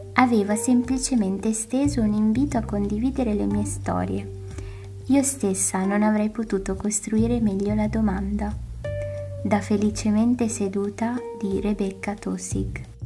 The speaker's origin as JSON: {"language": "Italian", "country": "Eritrea", "moved": "yes", "lives_now": "Bologna, Italy", "said": "vengo dall'Eritrea, studio economia e diritto a Bologna"}